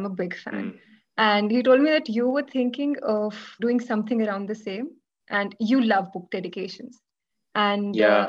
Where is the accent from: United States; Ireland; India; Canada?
India; Himachal Pradesh; And I'm from Himachal.